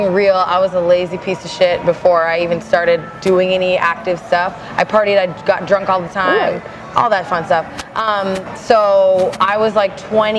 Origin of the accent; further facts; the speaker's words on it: Arlington, Minnesota, United States; also born or lived in Richfield, Minnesota; I grew up in a really small town called Arlington, Minnesota.